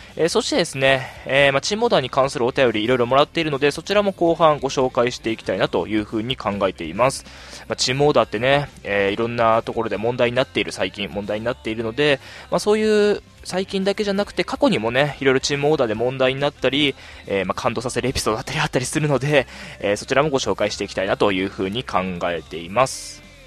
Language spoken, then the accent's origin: Japanese; Sapporo, Hokkaido, Japan; 地元の札幌の、えー、大学に入学いたしまして